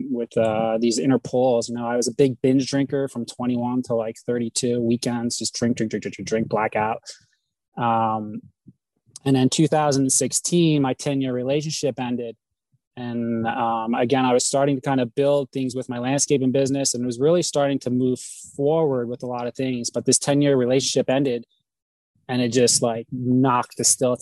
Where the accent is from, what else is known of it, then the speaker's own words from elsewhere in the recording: New Jersey, United States; moved away as an adult; also born or lived in Sedona, Arizona; I reside from New Jersey originally